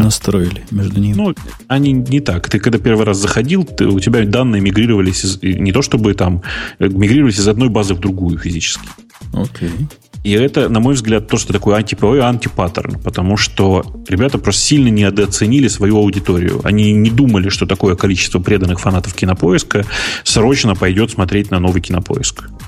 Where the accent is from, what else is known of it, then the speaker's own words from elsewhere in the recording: Urals, Russia; я вообще с Урала, нас быстро все говорят